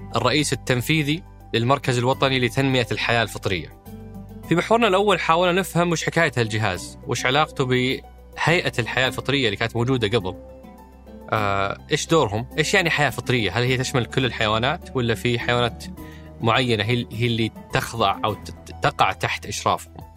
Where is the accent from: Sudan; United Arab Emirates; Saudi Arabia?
Saudi Arabia; وارث الصيد اللي احنا نحبه كسعوديين